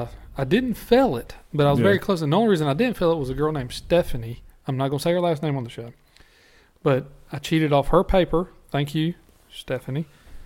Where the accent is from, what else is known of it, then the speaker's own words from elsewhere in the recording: the South, United States; you grew up in the North and I grew up in the South.